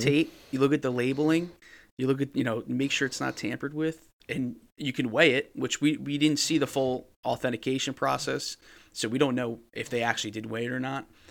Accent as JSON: {"language": "English", "region": "New Jersey", "country": "United States", "said": "I'm from New Jersey"}